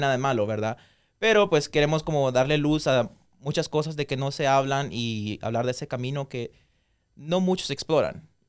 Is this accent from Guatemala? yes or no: yes; Guatemala; moved away; nosotros nacimos allá, yo y Cindy también crecimos allá por una parte de nuestra vida